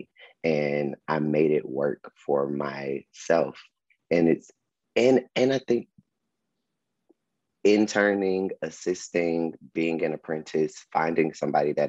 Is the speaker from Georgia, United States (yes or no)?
yes; Atlanta, Georgia, United States; I was from Atlanta